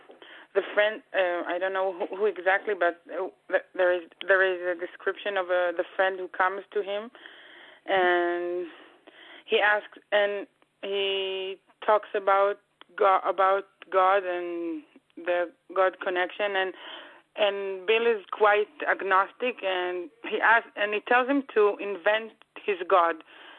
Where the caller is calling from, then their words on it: Israel; from Israel.